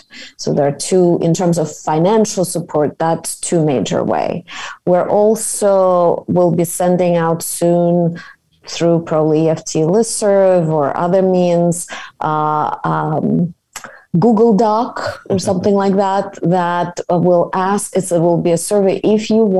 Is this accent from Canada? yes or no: no; Kyiv, Ukraine; moved away as an adult; I'm myself from Kiev. I immigrated, as you know, when I was 22